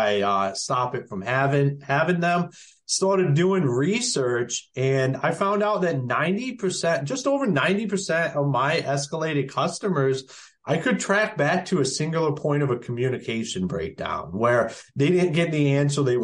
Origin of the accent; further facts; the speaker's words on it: Akron, Ohio, United States; moved away as an adult; also born or lived in Michigan / North Carolina; now in Emerald Isle, North Carolina, United States; I'm originally from Akron, Ohio.